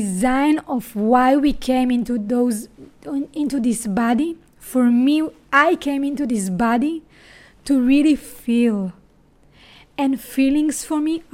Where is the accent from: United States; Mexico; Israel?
Israel; accent: Israeli; English is a second language; my accent, if you asked yourself, what is that? So I'm an Israeli.